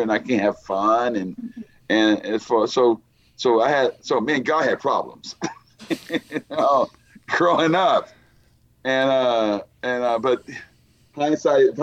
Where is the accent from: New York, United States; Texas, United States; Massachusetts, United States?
Texas, United States; I was born and raised in Texas